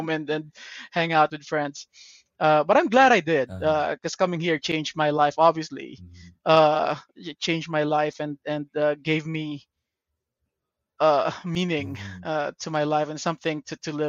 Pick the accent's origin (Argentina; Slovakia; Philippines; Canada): Philippines; Parañaque, Metro Manila; now in United States; I was born and raised in Parañaque in the Philippines.